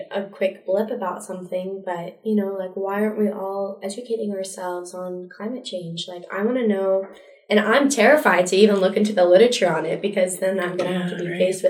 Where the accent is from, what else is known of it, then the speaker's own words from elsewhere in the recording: Montana, United States; I'm from Montana. Let's just be clear about